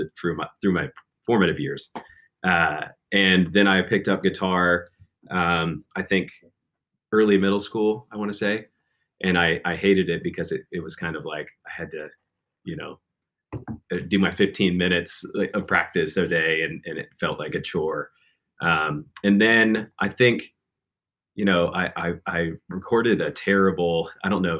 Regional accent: Chillicothe, Ohio, United States; moved away; also born or lived in Lexington, Kentucky; from Chillicothe. That's my hometown

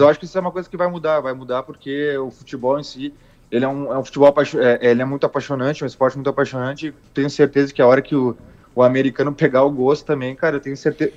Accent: Rio Grande do Sul, Brazil; sou gaúcho

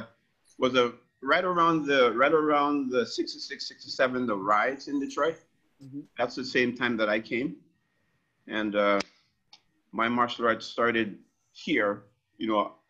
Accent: Jamaica; now in Windsor, Canada; I'm Jamaican, 100% grade

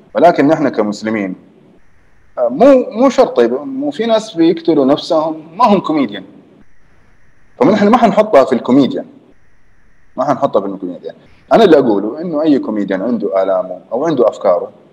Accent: Jeddah, Makkah Province, Saudi Arabia; also born or lived in Canada; انا من جده

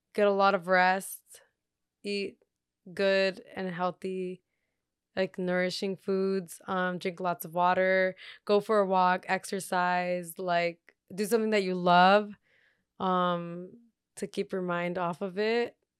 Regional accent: Torrance, California, United States; also born or lived in Redondo Beach / Gardena; I lived in Gardena, uh, when I was born, all the way until I was four, and then once, when I was still four years old, we moved to Torrance

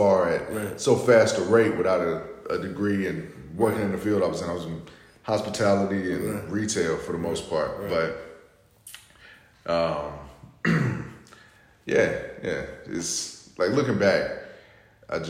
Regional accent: Florida, United States; I grew up in Florida

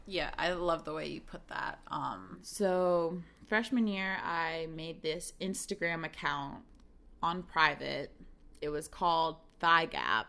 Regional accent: South Brunswick, New Jersey, United States; moved away as an adult; now in Chicago, United States; growing up in South Brunswick, New Jersey

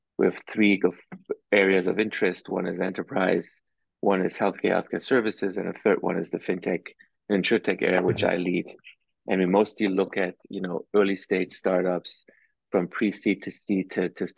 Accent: Germany; moved away as an adult; also born or lived in East Coast, United States; now in United States; For most of my life, I grew up in Germany

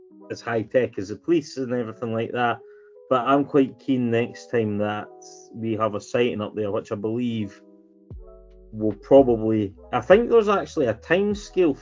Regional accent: Scotland, United Kingdom; I'm a Scotsman

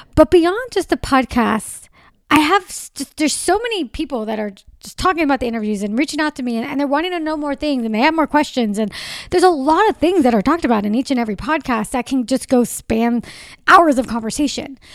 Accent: Southern California, United States; I born and raised in Southern California.

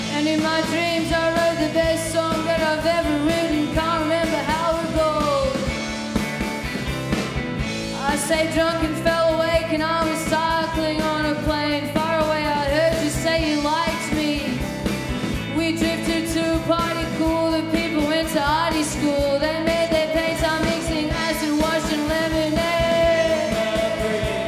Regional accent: Melbourne, Victoria, Australia; We're from Melbourne in Australia

